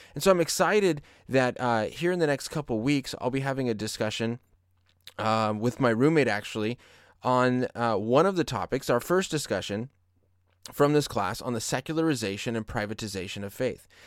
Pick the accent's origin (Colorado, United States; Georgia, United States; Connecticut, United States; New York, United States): Colorado, United States; now in California, United States; my home state of Colorado